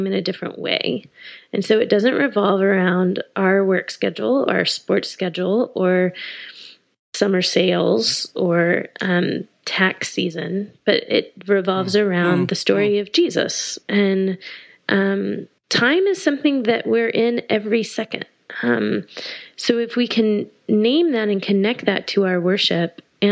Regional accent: Austin, Texas, United States; I grew up in Texas. I grew up in Austin

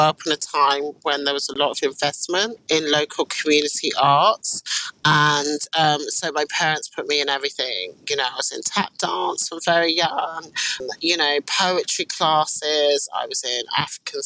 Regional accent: London, United Kingdom; also born or lived in Brooklyn, New York, United States / Wembley, London; I am from Queen's Park, West London originally, which has a very heavy Caribbean influence.

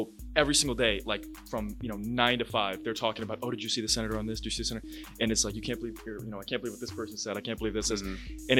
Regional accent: Washington, District of Columbia, United States; also born or lived in Houston / Florida; So I was originally from Houston, and then I grew up mostly in Washington, D.C.

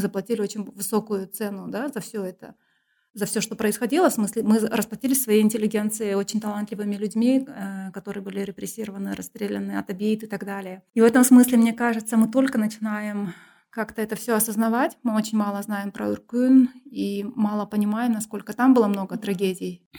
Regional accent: Kyrgyzstan; also born or lived in England; я там, городская кыргызка, которая училась в русскоязычной школе

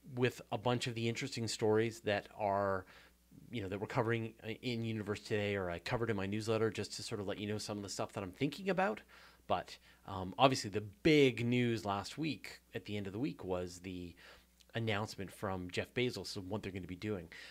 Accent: Hornby Island, British Columbia, Canada; also born or lived in Vancouver Island; I grew up on Hornby Island

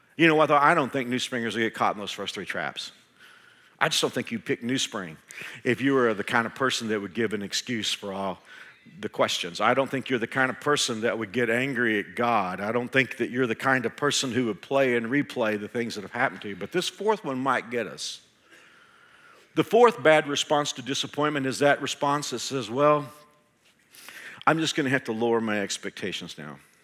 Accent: Texas, United States; moved away as an adult; now in Kansas, United States; I'm a Texan

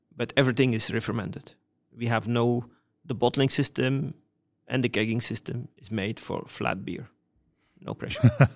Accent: Wevelgem, Flanders, Belgium; my hometown, Wevelgem

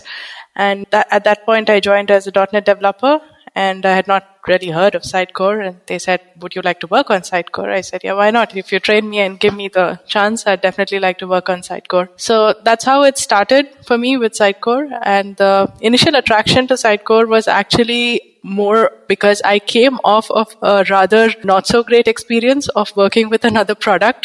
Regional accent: Bangalore, Karnataka, India; moved away as an adult; also born or lived in West Bengal, India; now in Pondicherry, India; I am from India, basically from Eastern India, which is West Bengal, but grown up in Bangalore

